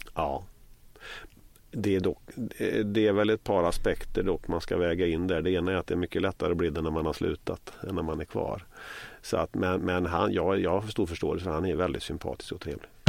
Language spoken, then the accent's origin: Swedish; Västergötland, Västra Götaland, Sweden; jag kommer ju från Västergötland